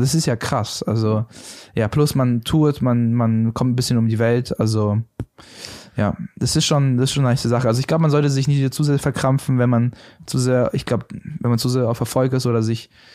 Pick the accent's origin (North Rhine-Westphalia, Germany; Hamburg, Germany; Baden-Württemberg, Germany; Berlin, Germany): Berlin, Germany; ich komme aus der Gegend, also ja. Reinickendorf.